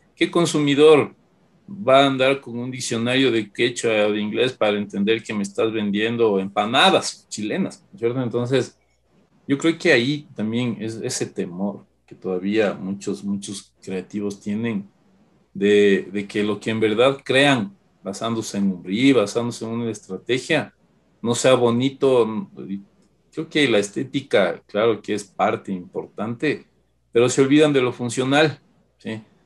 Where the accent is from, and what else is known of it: Ecuador